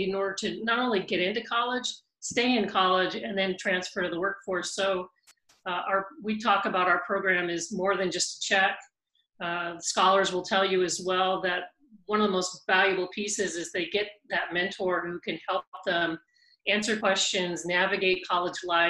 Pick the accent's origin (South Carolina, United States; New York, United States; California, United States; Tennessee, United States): California, United States; Whittier; I grew up in California, in Whittier, California